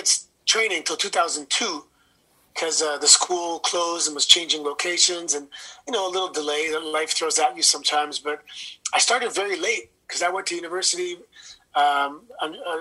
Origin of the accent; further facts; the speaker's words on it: Toronto, Ontario, Canada; if you're from Toronto, you've heard every accent in the world